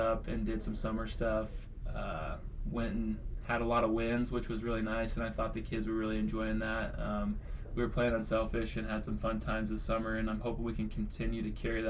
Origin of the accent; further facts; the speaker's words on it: Urbana, Nebraska, United States; also born or lived in Spain / Denmark; I grew up in Urbana, like 30 minutes away from here.